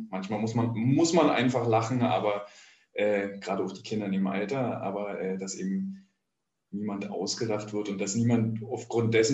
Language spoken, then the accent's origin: German; East Germany, Germany; Ja, aber ich bin ja, äh, ich bin Ossi, ja. Ich habe auch eine FKK-Sozialisierung